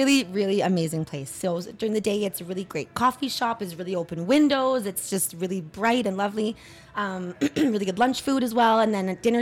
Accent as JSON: {"language": "English", "town": "Regina", "region": "Saskatchewan", "country": "Canada", "moved": "as an adult", "lives_now": "Ottawa, Canada", "said": "I am from Regina, Saskatchewan"}